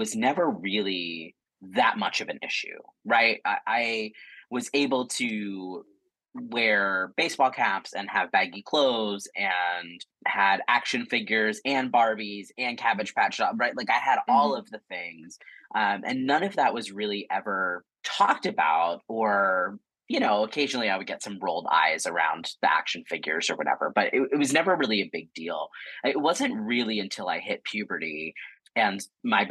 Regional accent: rural Pennsylvania, United States; moved away; I grew up in rural Pennsylvania in the 80s and up to late 90s

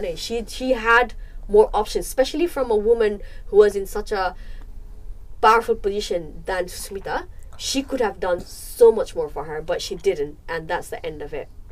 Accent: Nepal; moved away; We grew up in Nepal and we came here.

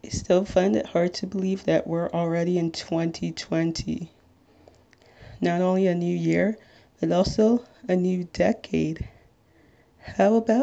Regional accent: Little Ferry, New Jersey, United States; I'm 22 years old and I'm from Little Ferry, New Jersey

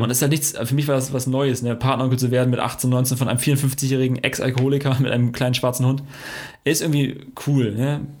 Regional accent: Friesland, Lower Saxony, Germany; ich bin aus Friese

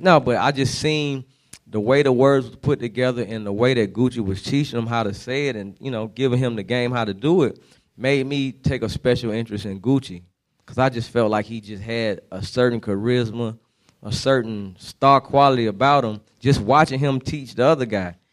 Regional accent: San Francisco, California, United States; moved away as an adult; also born or lived in Germany; now in Atlanta, United States; I spent my high school years in the Bay Area, not Oakland, but San Francisco, California. So that's why I always say that's where I'm from

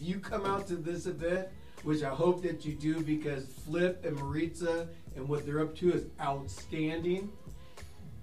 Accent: California, United States; now in Colorado, United States; I'm from California

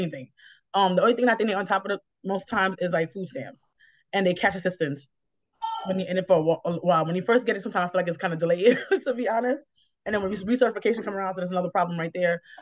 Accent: New York City, New York, United States; also born or lived in Bronx, New York / Manhattan, New York; I grew up in Queens

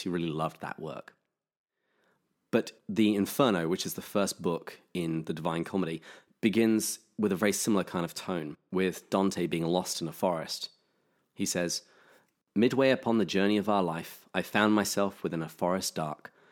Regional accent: England, United Kingdom; now in California, United States; I'm English

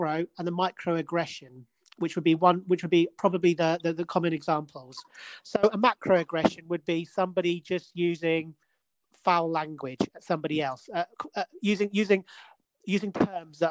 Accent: Edinburgh, Scotland, United Kingdom; I'm from Edinburgh, you know, that's where I was born.

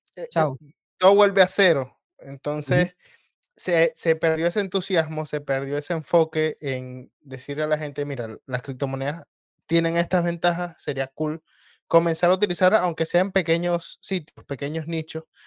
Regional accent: Venezuela; en mi país

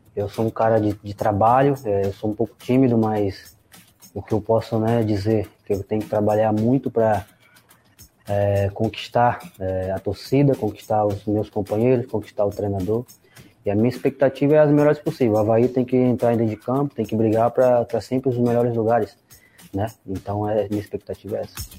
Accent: Camacan, Bahia, Brazil; moved away; Eu sou natural de Camacan, na Bahia, interior, cidade muito pequena

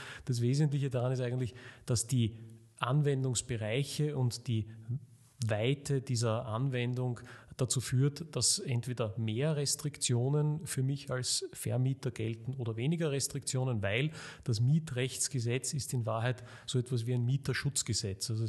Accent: Vienna, Austria; Ähm, ich komme auch aus Wien und äh, habe hier studiert

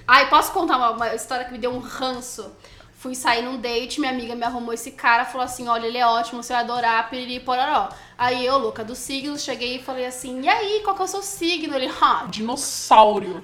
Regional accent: Santos, São Paulo, Brazil; now in São Paulo, Brazil; Eu sou de Santos, vim de skate até São Paulo

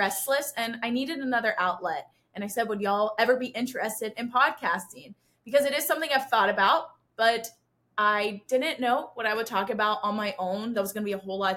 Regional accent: Pennsylvania, United States; I grew up in Pennsylvania, was born into the dairy industry

